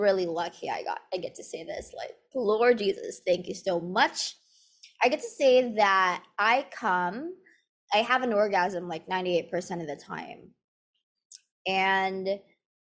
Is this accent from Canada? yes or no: no; Philippines; So I grew up in the Philippines, and here in the Philippines